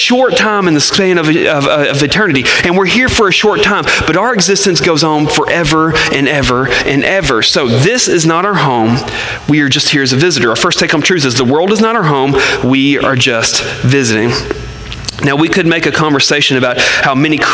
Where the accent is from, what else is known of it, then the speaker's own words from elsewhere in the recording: Arkansas, United States; I'm from Arkansas